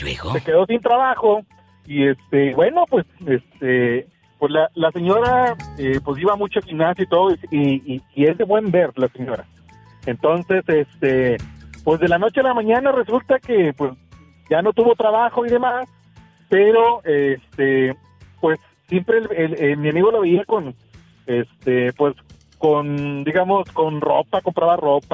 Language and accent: Spanish; Oaxaca, Mexico; moved away as an adult; also born or lived in Huautla, Oaxaca; now in New Jersey, United States; de Oaxaca